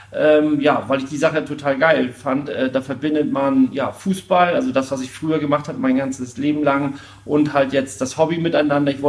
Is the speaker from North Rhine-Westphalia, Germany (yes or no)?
no; Jevenstedt, Schleswig-Holstein, Germany; ich komme aus Jevenstedt, bin 42 Jahre alt.